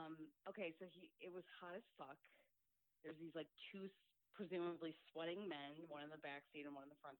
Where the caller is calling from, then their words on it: Chicago, Illinois, United States; I'm calling from the very humid and sticky city of Chicago.